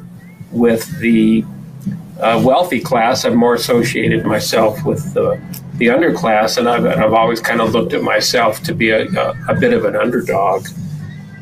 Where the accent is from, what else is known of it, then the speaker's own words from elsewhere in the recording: El Paso, Texas, United States; I was born and raised in El Paso, Texas